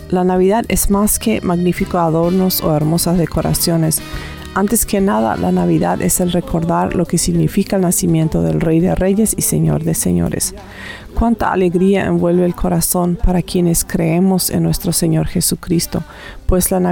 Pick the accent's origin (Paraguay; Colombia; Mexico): Paraguay; now in Canada; vivo aquí en Canadá, pero originalmente soy de Paraguay.